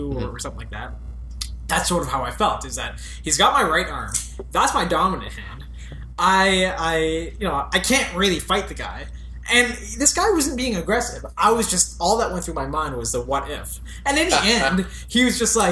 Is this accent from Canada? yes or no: yes; Canada; I was born in Canada